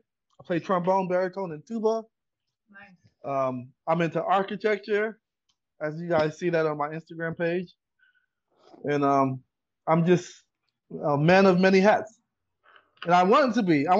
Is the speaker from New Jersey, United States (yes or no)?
no; Long Beach, California, United States; I was born and raised in Long Beach.